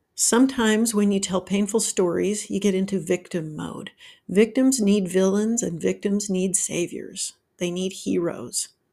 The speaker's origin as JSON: {"language": "English", "region": "Utah", "country": "United States", "tie": "born or raised there", "moved": "yes", "lives_now": "Georgia, United States", "said": "I grew up in Utah where there was lots of snow and I learned to drive in the snow"}